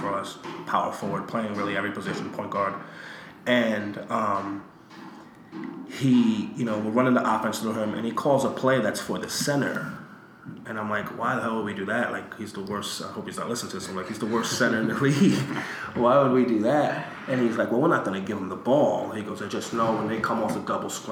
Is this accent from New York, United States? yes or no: yes; New York, United States; also born or lived in Puerto Rico; I was from New York.